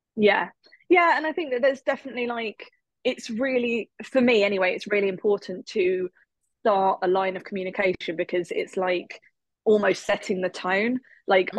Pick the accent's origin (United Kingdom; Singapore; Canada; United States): United Kingdom; England; I am from England. I live in England